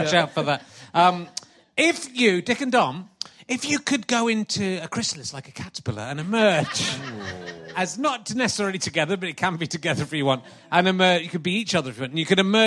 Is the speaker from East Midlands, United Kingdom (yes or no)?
no; Cheddar, South West England, United Kingdom; also born or lived in Yorkshire; Cheddar. I grew up in Cheddar.